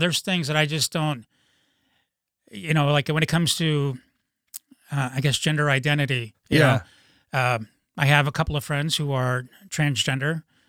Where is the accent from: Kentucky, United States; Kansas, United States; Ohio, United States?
Ohio, United States; Akron; I grew up in Akron, Ohio, which is a medium city, but I didn't even know a gay person until 25.